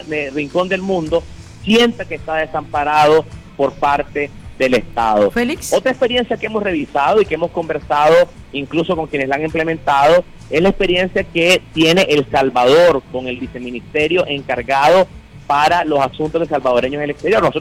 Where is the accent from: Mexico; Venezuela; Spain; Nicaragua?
Nicaragua; somos la mayoría nicaragüenses dispuestos a, al derrocamiento